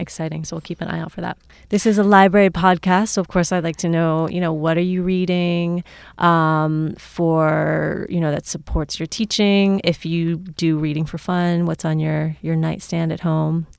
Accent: Cincinnati, Ohio, United States; someone who's from here but has also lived a lot of different places

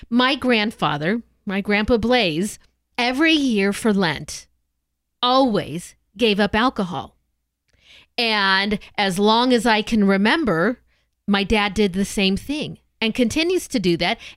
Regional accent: Southern California, United States; now in Portland, United States; I'm a Southern girl, but I'm a Southern California girl

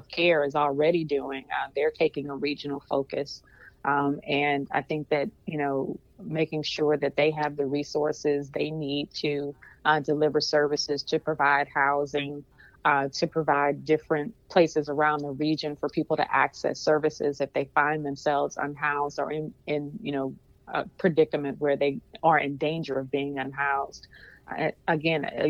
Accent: St. Louis, Missouri, United States; I was born and raised in North St. Louis

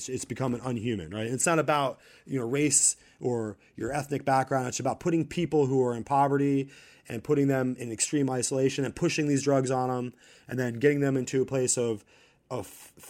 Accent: United States; I'm just from America

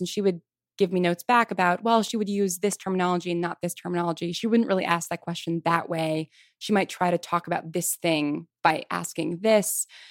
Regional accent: Westchester County, New York, United States; moved away as an adult; also born or lived in Manhattan, New York / Piedmont, California / Virginia; I grew up in Westchester County

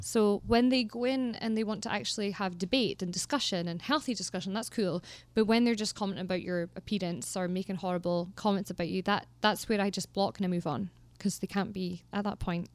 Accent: Aberdeenshire, Scotland, United Kingdom; growing up in Aberdeenshire is amazing

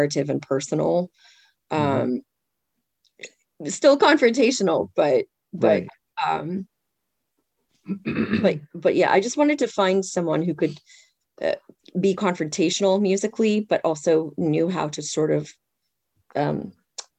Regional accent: Zimbabwe; now in United States; I grew up in Zimbabwe

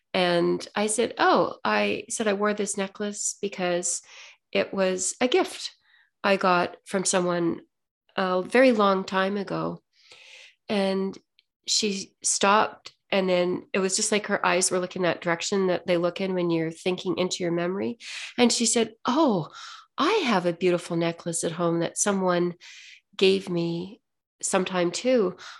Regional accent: Ontario, Canada; I'm from Ontario, it's still a little bit cold there

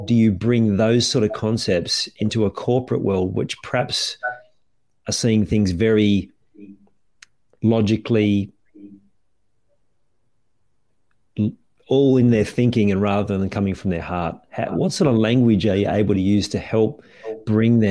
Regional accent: Australia

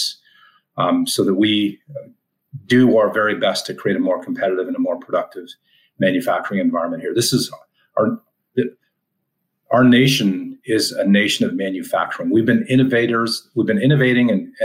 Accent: Canada; moved away as an adult; now in United States; an American that grew up in Canada, moved to the U.S. 15 years ago

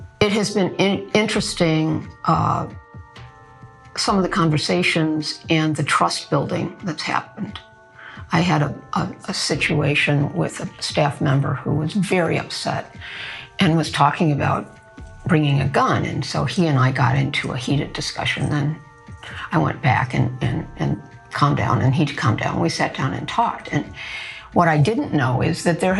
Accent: Chicago, Illinois, United States; moved away as an adult; now in Los Angeles, United States; Growing up in Hyde Park

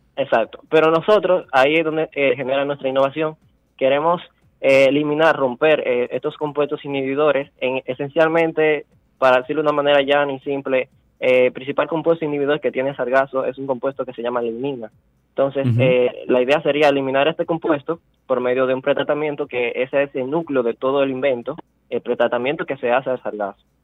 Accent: La Vega, Dominican Republic; moved away as an adult; also born or lived in Santo Domingo; Yo soy nativo de La Vega

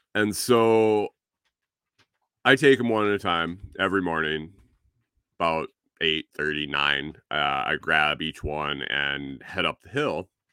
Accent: Western New York, United States; moved away; I grew up in Western New York

